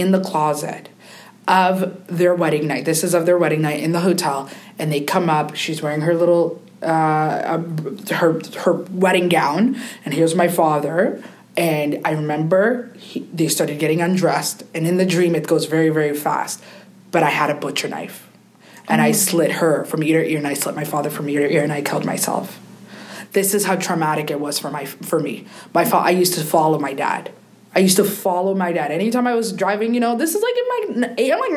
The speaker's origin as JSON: {"language": "English", "country": "Canada", "tie": "born or raised there", "said": "I grew up in Canada."}